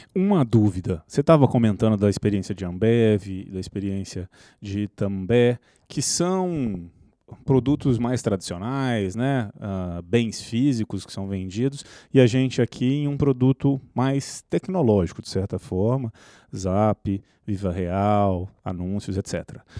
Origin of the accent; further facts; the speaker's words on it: Minas Gerais, Brazil; nós, como mineiros